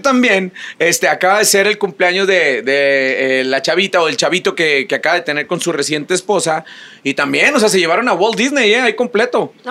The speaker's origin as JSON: {"language": "Spanish", "region": "Chihuahua", "country": "Mexico", "tie": "born or raised there", "moved": "yes", "said": "me toca ir a mi tierra, Chihuahua"}